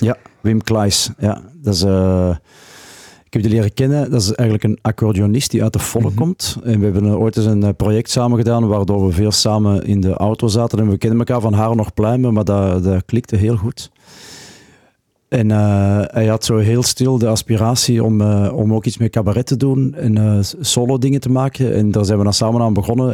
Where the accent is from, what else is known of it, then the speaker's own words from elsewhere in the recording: Antwerp province, Flanders, Belgium; moved away as an adult; now in Ghent, Belgium; ik ben eigenlijk van het Antwerpse. Maar ik woon al meer dan 30 jaar in Gent